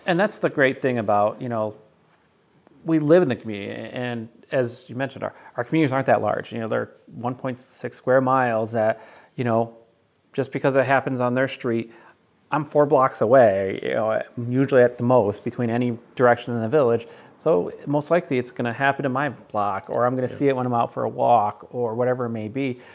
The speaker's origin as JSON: {"language": "English", "town": "North Syracuse", "region": "New York", "country": "United States", "tie": "born or raised there", "said": "my church that I grew up with in North Syracuse"}